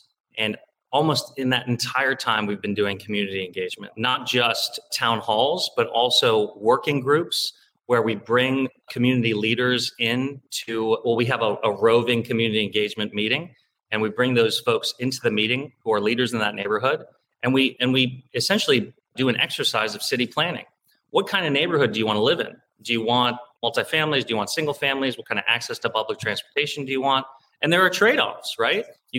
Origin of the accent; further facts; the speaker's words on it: Beavercreek, Ohio, United States; also born or lived in Cincinnati, Ohio; I'm half Tibetan, half Punjabi Indian. I'm 6'3", but I'm all Ohio, born and raised in Ohio. They got married in India and immigrated in the 1980, of all places, to Beaver Creek, Ohio. I was born and raised there, went to public schools.